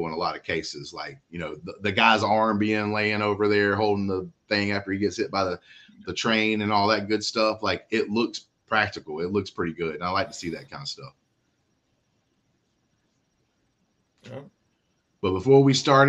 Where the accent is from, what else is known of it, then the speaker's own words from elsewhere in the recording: United States; as an American